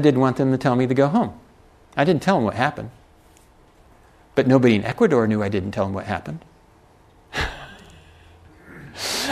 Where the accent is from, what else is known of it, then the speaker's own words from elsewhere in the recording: United States; I can use being an American.